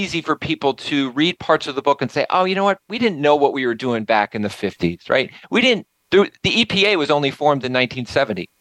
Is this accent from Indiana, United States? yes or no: no; Nassau, New York, United States; moved away; going back to my hometown, back to Nassau